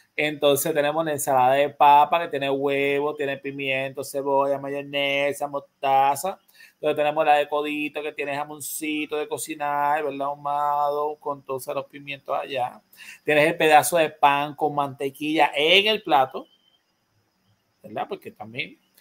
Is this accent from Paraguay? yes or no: no; Puerto Rico; Acá en Puerto Rico